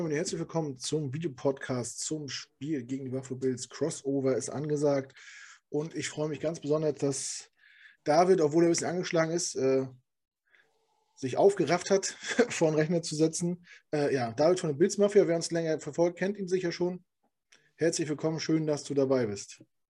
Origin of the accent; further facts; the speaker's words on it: Hamburg, Germany; now in Düsseldorf, Germany; Weil ich komme ja auch aus Hamburg